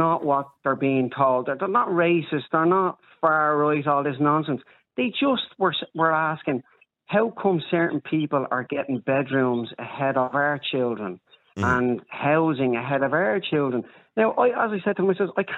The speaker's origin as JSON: {"language": "English", "town": "Dublin", "region": "Leinster", "country": "Ireland", "tie": "born or raised there", "said": "I'm from Coolock originally, brought up in Bonham."}